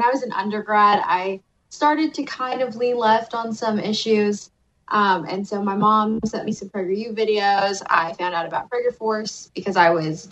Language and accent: English; United States; as Americans, we have privilege here